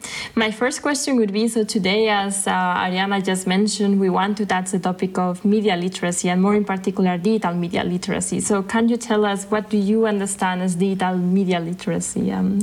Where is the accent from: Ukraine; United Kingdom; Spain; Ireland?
Spain; from Spain.